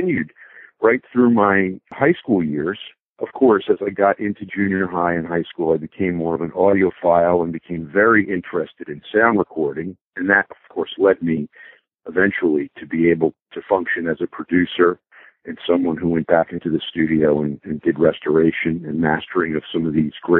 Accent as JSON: {"language": "English", "town": "Bloomfield", "region": "New Jersey", "country": "United States", "tie": "born or raised there", "said": "I was born in Northwest New Jersey in a small suburb called Bloomfield"}